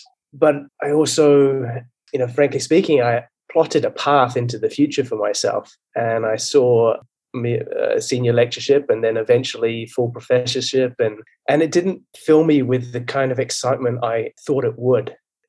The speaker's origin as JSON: {"language": "English", "country": "Germany", "tie": "born or raised there", "also_born_or_lived": "Hong Kong / United Kingdom", "said": "I think I was born into it. I was born and brought up in Germany. My father's British military. And we spent a lot of time in Hong Kong as well as Germany and a bit of time in the UK."}